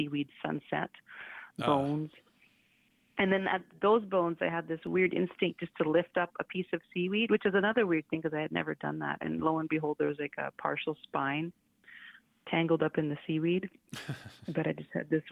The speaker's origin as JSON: {"language": "English", "town": "Coral Harbour", "region": "Nunavut", "country": "Canada", "tie": "born or raised there", "also_born_or_lived": "Saskatoon", "said": "I grew up in Coral. So that's where my family is still from"}